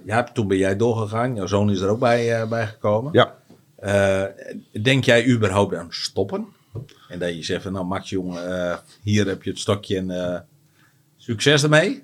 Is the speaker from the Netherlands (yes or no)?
yes; Netherlands; wij als Nederlander